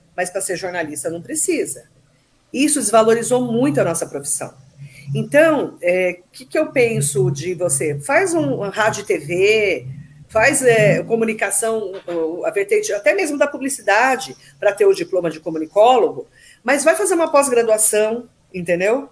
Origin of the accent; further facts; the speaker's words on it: Suzano, São Paulo, Brazil; also born or lived in Mogi das Cruzes; Nasci em Suzano e desde, desde faz cinco anos eu recebi o título de cidadã mogiana